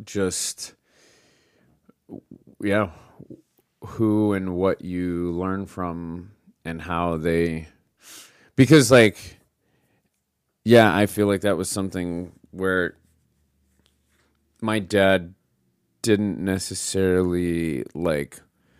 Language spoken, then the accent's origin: English; Scottsdale, Arizona, United States; also born or lived in Utah / Austin / Phoenix; now in New York, United States; Scottsdale, Arizona.